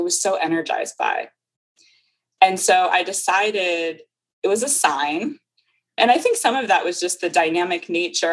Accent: Wilmington, Delaware, United States; now in New York, United States; I grew up in Wilmington, Delaware

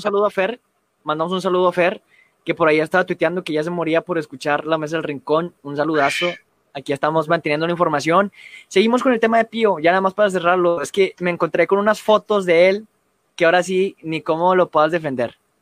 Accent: Mexico; nosotros los mexicanos

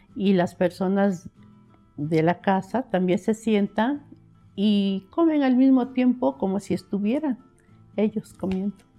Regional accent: San Andrés Cholula, Puebla, Mexico; yo nací en San Andrés Cholula, este, en el centro a un, costado de la parroquia de San Andrés

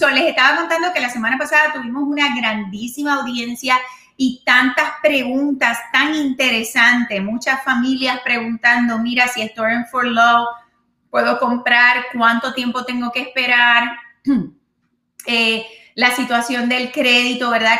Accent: Puerto Rico; moved away; allá en mi isla de, encanto

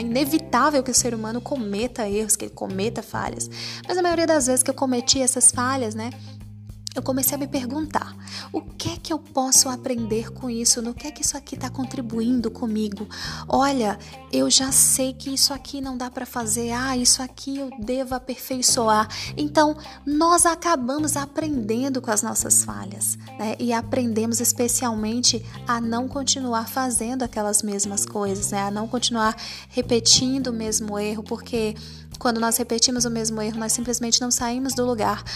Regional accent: Northeast Region, Brazil; eu sou nordestina

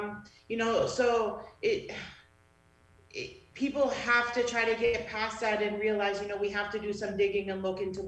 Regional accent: Canada; being a Canadian was ingrained in us.

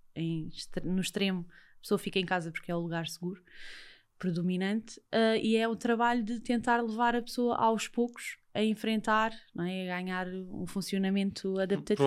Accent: Lisbon, Portugal; que eu também já vivi lá perto, que eu também sou dos Olivais

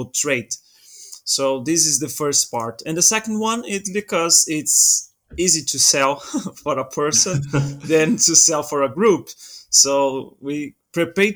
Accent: Brazil; now in Portugal; I'm originally from Brazil, but I live in Portugal now

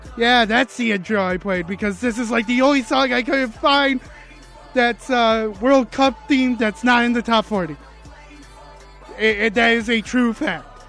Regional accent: United States; I'm American

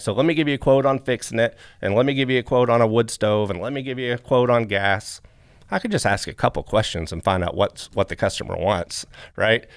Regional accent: Flatwoods, Kentucky, United States; I come from Flatwoods, Kentucky

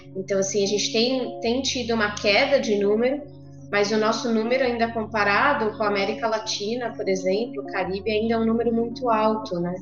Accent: São Paulo, Brazil; Eu sou de São Paulo, mas faz três semanas que mudei para o interior aqui de São Paulo

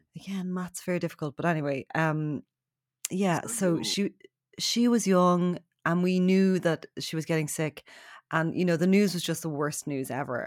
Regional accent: Ballybrack, County Dublin, Ireland; we uh, were raised in Ballybrack, which is a few kilometres away.

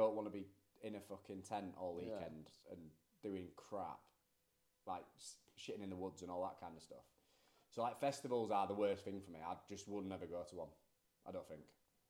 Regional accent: United Kingdom; We're only British people that had been there for...

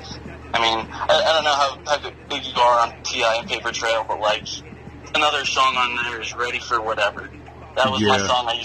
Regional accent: Utah, United States; I'm a kid from Utah

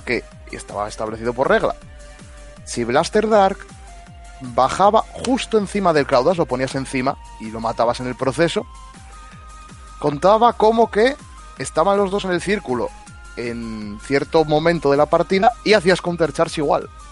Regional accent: Spain; los españoles somos como somos

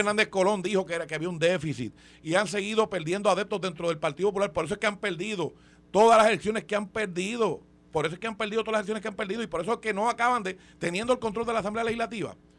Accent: Puerto Rico; somos el territorio americano que mayores impuestos paga

